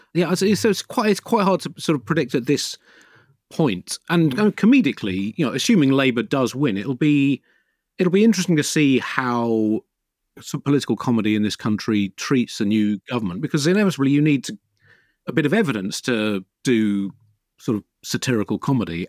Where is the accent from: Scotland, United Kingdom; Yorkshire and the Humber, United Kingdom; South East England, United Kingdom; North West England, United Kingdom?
South East England, United Kingdom; Tunbridge Wells; My parents always got the Telegraph when I was a kid growing up in Tunbridge Wells